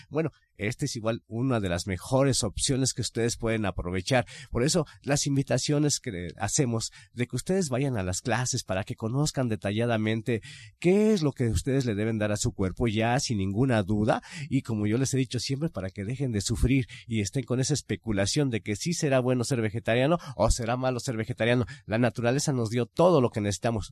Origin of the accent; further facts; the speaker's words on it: Mexico; como buenos mexicanos